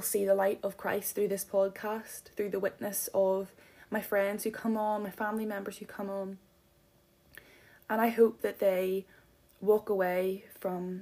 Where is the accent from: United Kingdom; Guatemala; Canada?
United Kingdom; Donaghadee, Northern Ireland; moved away as an adult; now in Belfast, United Kingdom; right now we are living in the centre of Belfast. However, I am from Donaghadee, and boy, do I miss the sea and the lighthouse